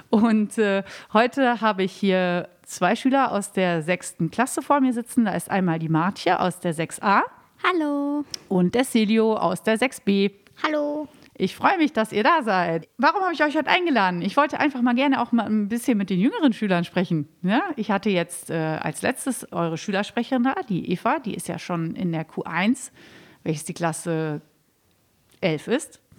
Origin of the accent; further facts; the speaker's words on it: Münster, North Rhine-Westphalia, Germany; ich komme aus Münster, wohnte in der Innenstadt